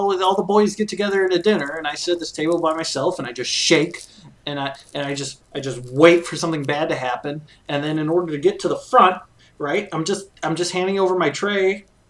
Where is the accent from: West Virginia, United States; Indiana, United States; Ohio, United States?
Indiana, United States; Indianapolis; I wish I was back home where I was born in Indianapolis, Indiana, in August 23rd, 1977.